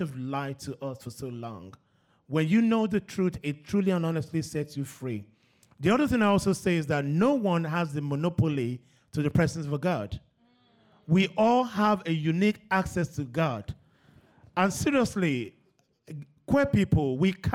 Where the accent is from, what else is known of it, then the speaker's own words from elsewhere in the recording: Nigeria; when I was growing up in Nigeria, I was surrounded by girls.